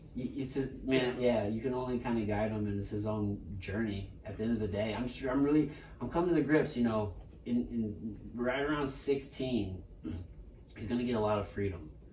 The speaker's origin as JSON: {"language": "English", "town": "Potosi", "region": "Missouri", "country": "United States", "tie": "born or raised there", "said": "I grew up in Potosi, Missouri, and that's, like, backwoods Missouri"}